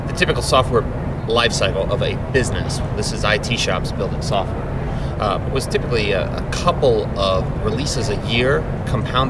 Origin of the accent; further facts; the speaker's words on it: Atlanta, Georgia, United States; I'm from Atlanta, Georgia, in the sunny state of Georgia